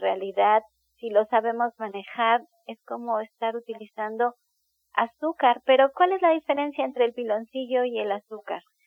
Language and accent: Spanish; Mexico; somos mexicanos